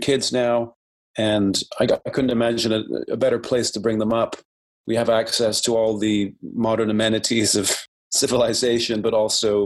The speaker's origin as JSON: {"language": "English", "region": "Ontario", "country": "Canada", "tie": "born or raised there", "also_born_or_lived": "Vancouver", "moved": "as an adult", "lives_now": "Vancouver Island, Canada", "said": "I grew up in Ontario."}